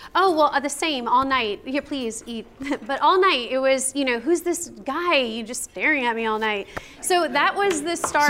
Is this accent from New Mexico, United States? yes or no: no; Chicago, Illinois, United States; now in San Antonio, United States; I was from Chicago, and I'm actually Italian